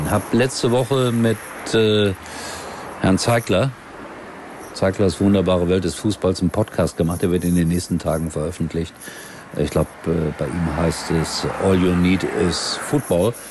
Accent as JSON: {"language": "German", "town": "Duisburg", "region": "North Rhine-Westphalia", "country": "Germany", "said": "Ich komme aus Duisburg."}